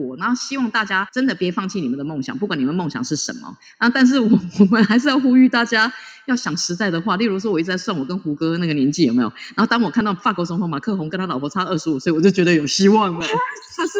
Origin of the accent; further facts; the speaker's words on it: Taiwan; 我最骄傲就是我是台湾人。